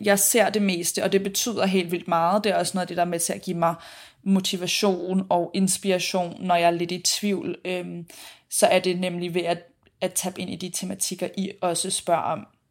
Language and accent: Danish; Copenhagen, Capital Region of Denmark, Denmark; moved away as an adult; now in Sydney, Australia; jeg blandt andet har været hjemme i København